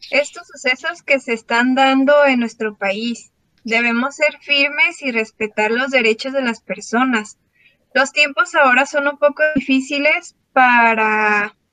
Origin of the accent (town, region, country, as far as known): Mexico